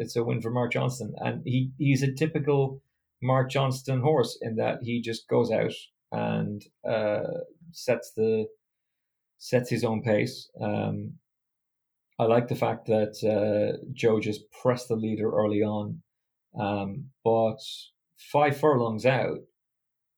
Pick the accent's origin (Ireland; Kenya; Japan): Ireland; as an Irishman